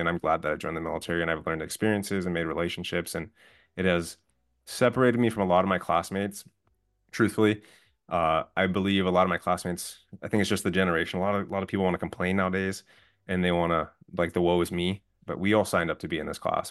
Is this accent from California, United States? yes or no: yes; outside of LA, Southern California, United States; also born or lived in San Diego; I'm originally from Southern California, grew up side, outside of L